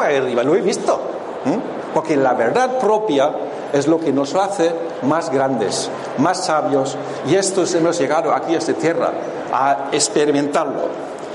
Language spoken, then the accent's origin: Spanish; Germany; yo vengo de Alemania